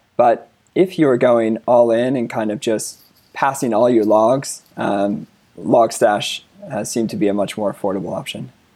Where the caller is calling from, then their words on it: Denver, Colorado, United States; I'm calling from Denver, Colorado